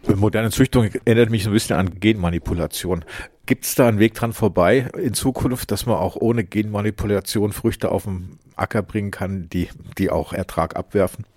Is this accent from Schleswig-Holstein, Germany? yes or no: no; Hameln, Lower Saxony, Germany; moved away; in meiner Heimat Hameln